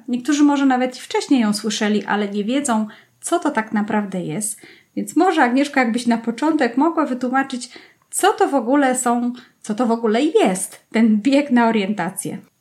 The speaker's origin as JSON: {"language": "Polish", "town": "Kłodzko", "region": "Lower Silesian Voivodeship", "country": "Poland", "tie": "born or raised there", "said": "wychowałam się w Kłodzku, czyli w centrum Kotliny Kłodzkiej"}